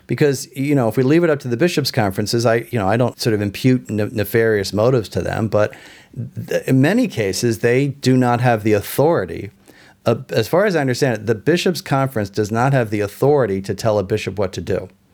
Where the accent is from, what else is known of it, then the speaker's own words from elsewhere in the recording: Philadelphia, Pennsylvania, United States; moved away; I'm from Philadelphia originally. I grew up in the Archdiocese of Philadelphia